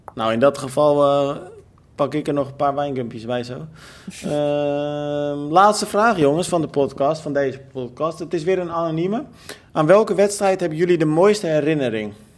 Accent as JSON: {"language": "Dutch", "town": "Almere", "region": "Flevoland", "country": "Netherlands", "tie": "born or raised there", "said": "ik ben natuurlijk ook opgegroeid in Almere"}